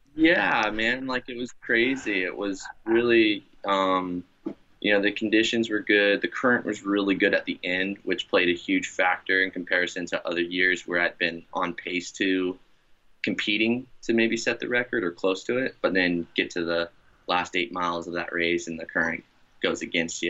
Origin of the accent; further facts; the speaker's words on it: Bradenton, Florida, United States; moved away as an adult; now in Lahaina, United States; Bradenton, Anna Maria Island is the uh, beaches and town that I grew up in.